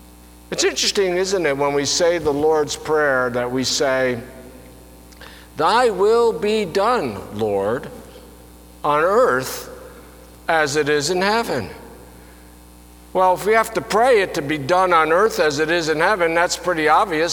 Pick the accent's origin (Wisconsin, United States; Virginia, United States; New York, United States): New York, United States; Albany; I was born in the Pine Hills section of Albany, New York, which was any place but heaven. I grew up knowing the typical divisions